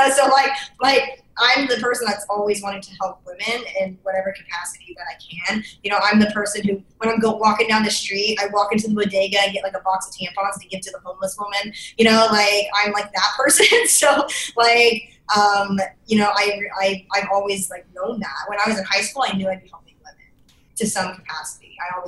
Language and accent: English; Idaho, United States; I'm from Idaho. I was like the only girl in my school with a mohawk